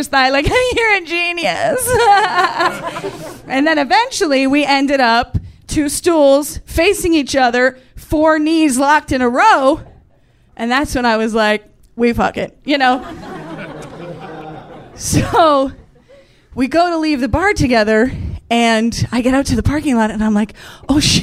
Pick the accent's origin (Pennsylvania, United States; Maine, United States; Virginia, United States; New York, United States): New York, United States; Central; moved away; I grew up in Central New York